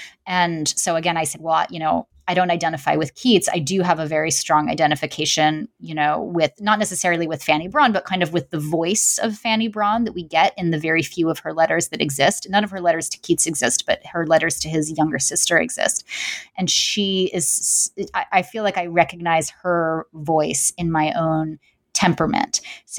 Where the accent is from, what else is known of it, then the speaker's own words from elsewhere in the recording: New York City, New York, United States; I mean, I grew up, I'm from New York City, you know, and I was a young child during the 90s